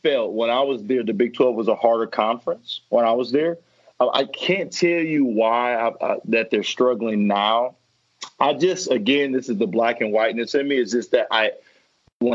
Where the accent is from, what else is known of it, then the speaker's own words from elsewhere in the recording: Fort Wayne, Indiana, United States; I was born and raised in Fort Wayne, Indiana